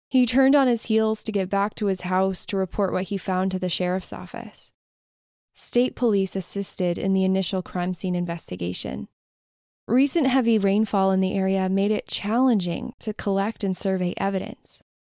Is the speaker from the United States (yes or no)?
yes; twenty minutes from Waterville, Maine, United States; I grew up just twenty minutes away from where Janet was from